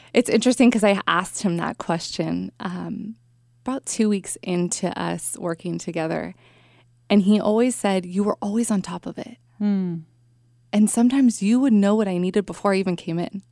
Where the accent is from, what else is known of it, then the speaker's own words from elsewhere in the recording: Bay Area, California, United States; I grew up in the Bay Area, lived here my whole life